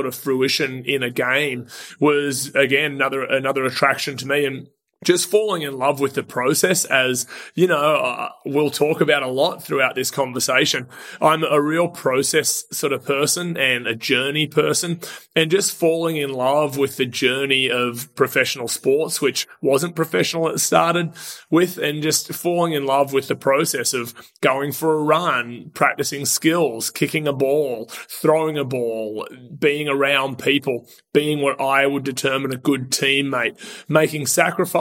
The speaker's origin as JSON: {"language": "English", "town": "Sydney", "region": "New South Wales", "country": "Australia", "tie": "born or raised there", "moved": "as an adult", "lives_now": "United States", "said": "I am from Sydney, Australia. I've been in the United States for a little over 10 years now"}